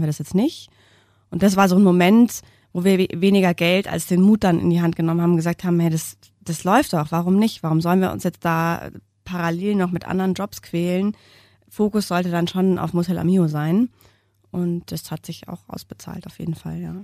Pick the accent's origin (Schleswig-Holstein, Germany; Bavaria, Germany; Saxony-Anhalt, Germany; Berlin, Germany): Bavaria, Germany; Munich; wir sind beide Münchner und unsere Männer auch